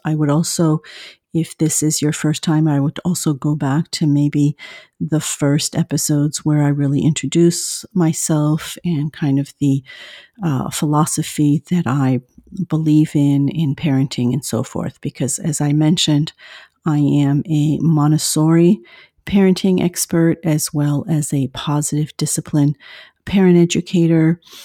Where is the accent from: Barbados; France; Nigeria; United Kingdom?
France; moved away as an adult; now in Southern California, United States; I live in the U S in Southern California, but I am originally from France.